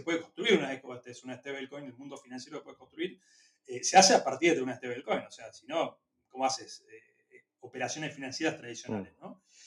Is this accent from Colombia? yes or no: no; Argentina; also born or lived in Chile; somos argentinos